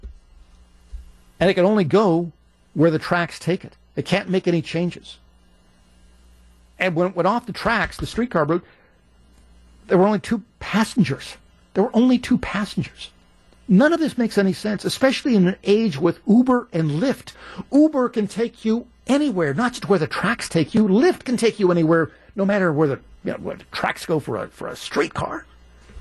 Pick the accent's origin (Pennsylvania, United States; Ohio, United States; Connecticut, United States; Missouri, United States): Pennsylvania, United States; Pittsburgh; moved away; I grew up in Pittsburgh